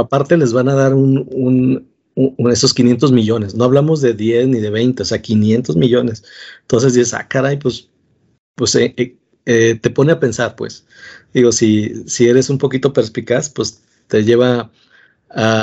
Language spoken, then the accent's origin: Spanish; Mexico; todos somos mexicanos